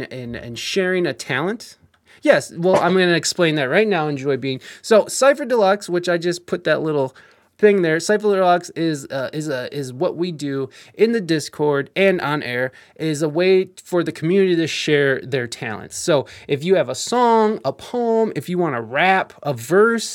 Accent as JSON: {"language": "English", "region": "Ohio", "country": "United States", "said": "we're from Ohio"}